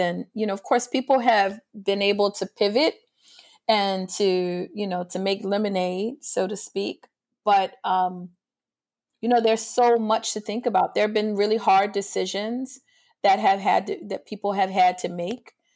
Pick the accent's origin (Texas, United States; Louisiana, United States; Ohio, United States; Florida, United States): Louisiana, United States; New Orleans; also born or lived in Picayune, Mississippi; I grew up in New Orleans, but I was born in, um, Picayune, Mississippi.